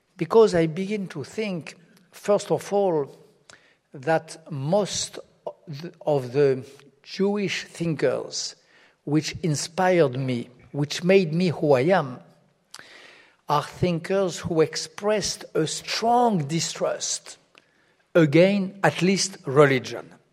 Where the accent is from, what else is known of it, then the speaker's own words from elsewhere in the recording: France; France, my home country